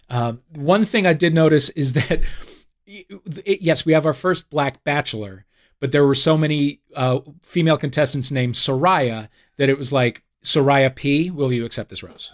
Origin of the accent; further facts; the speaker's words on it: St. Louis, Missouri, United States; Saint Louis, my hometown